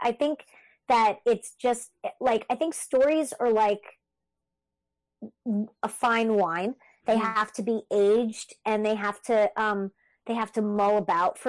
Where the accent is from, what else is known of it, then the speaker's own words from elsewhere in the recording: Canada; I'm French Canadian